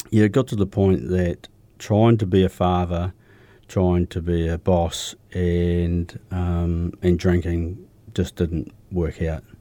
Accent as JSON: {"language": "English", "town": "Milton", "region": "Otago", "country": "New Zealand", "tie": "born or raised there", "also_born_or_lived": "Riverton / Dunedin", "said": "Yeah, I grew up down south. I was um, just out of Dunedin. I was born in Milton."}